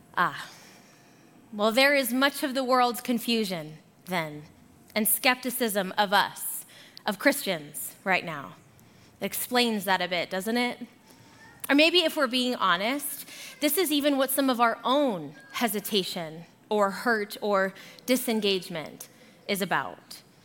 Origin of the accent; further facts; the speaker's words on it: Arizona, United States; moved away as an adult; also born or lived in Boulder, Colorado; now in Colorado, United States; So, I am originally from Arizona, and I moved here for my undergrad at CU Boulder.